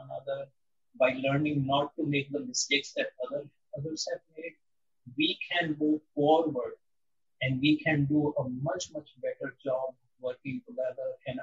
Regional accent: India; moved away; I grew up in India in a relatively protected environment

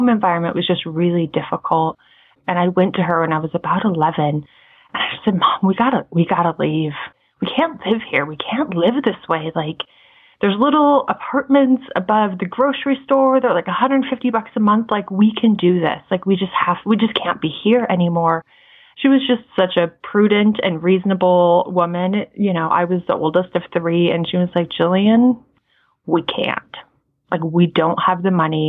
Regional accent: Montana, United States; Right now, we live in Montana. I grew up in Montana.

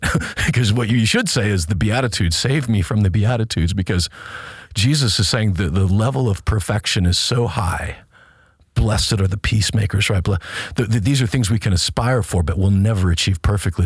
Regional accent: United States; I'm an American, was born here.

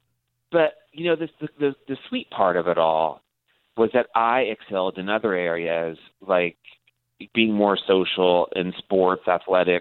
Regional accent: Modesto, California, United States; moved away; also born or lived in La Jolla, San Diego, California; I grew up in the small town called Modesto, California. I was actually born in La Jolla, San Diego, but my father worked for Gallo Winery, and that moved us to Modesto

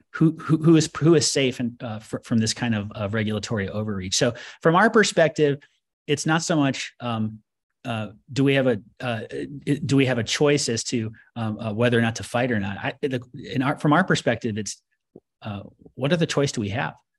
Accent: United States; I, as an American

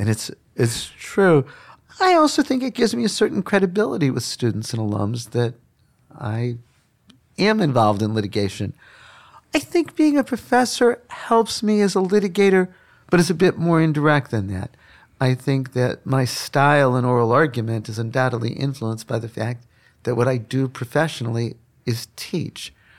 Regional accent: Chicago, Illinois, United States; I grew up in Chicago on the South Side

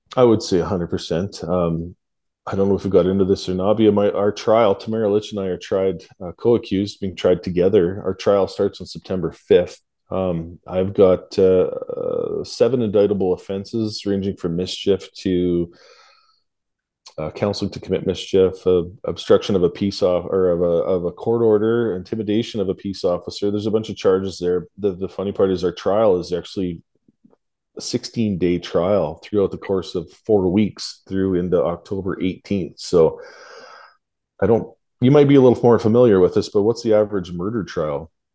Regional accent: Canada; I'm just a Canadian, a truck driver, a blue collar you know, Canadian hard worker.

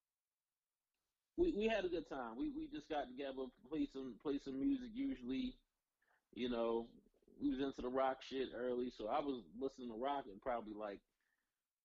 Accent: Baltimore, Maryland, United States; I am from Northeast Baltimore

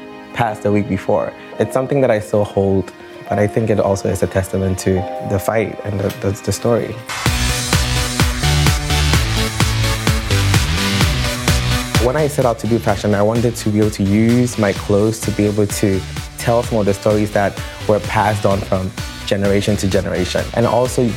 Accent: Ghana; moved away as an adult; I grew up in Ghana

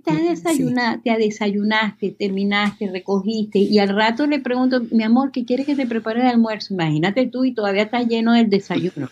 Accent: Venezuela; moved away as an adult; also born or lived in Miami, United States; now in Texas, United States; Soy venezolana, nacida en Miami, este, tengo, este, bueno, viví toda mi vida en Venezuela

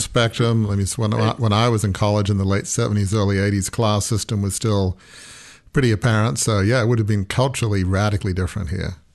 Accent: Australia; moved away; also born or lived in Oxford, England; I grew up in Australia in sort of almost an English Australian background

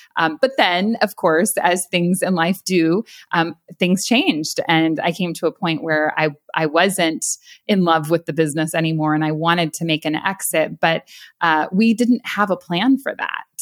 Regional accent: San Luis Obispo County, California, United States; moved away as an adult; now in Florida, United States; I actually grew up in San Luis Obispo County area in California

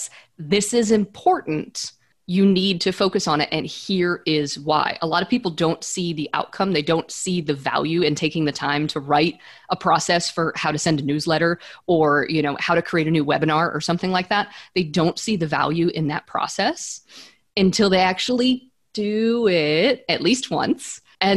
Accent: central United States, Midwest, United States; I grew up in Central America or central part of the United States.

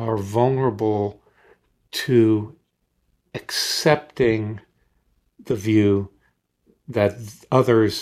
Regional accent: Deep South, United States; moved away; I grew up in the Deep South in the 50s and 60s, where raw racism was all around me

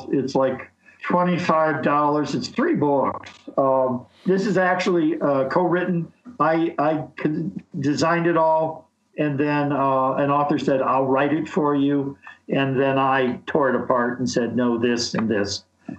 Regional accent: Chicago, Illinois, United States; moved away as an adult; also born or lived in Nebraska; now in Wisconsin, United States; I was born in Chicago.

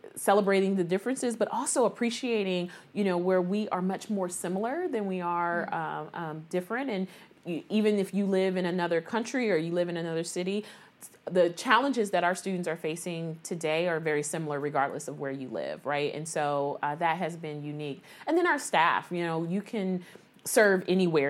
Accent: Columbus, Ohio, United States; I'm from Columbus. Okay. Born and raised, I'm a Columbus City Schools graduate

